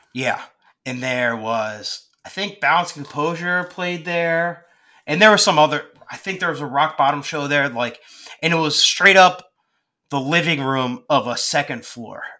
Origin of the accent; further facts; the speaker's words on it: Collegeville, Phoenixville area, Pennsylvania, United States; I was from the Collegeville, Phoenixville area.